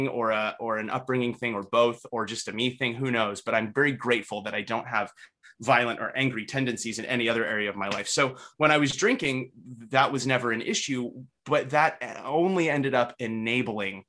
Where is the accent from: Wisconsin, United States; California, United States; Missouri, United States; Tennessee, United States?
California, United States; Northern; I'm from Northern California, right? So I was raised around weed.